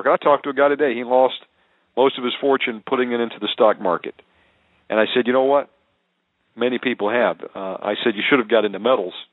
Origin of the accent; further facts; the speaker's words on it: Georgia, United States; born there; And yes, I am a redneck, folks. I was born in Georgia, although I don't have the accent anymore.